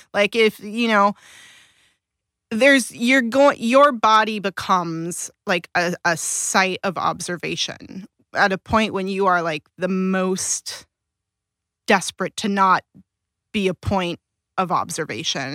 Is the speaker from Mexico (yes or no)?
no; Pasadena, California, United States; also born or lived in Alhambra; I grew up in Pasadena, and I went to elementary school in South Pasadena